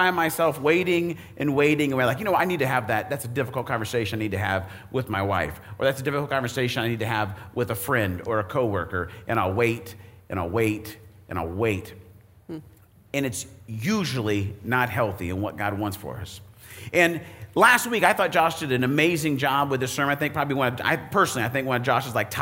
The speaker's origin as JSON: {"language": "English", "region": "Arizona", "country": "United States", "tie": "born or raised there", "moved": "yes", "lives_now": "Indiana, United States", "said": "I grew up in Arizona."}